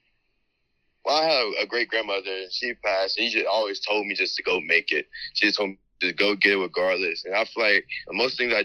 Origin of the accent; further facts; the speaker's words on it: Baton Rouge, Louisiana, United States; now in Arizona, United States; I'm from Baton Rouge, Louisiana